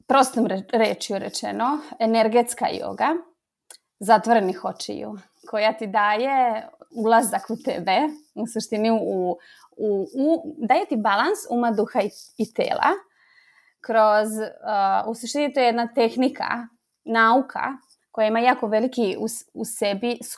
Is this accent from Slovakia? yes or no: yes; Slovakia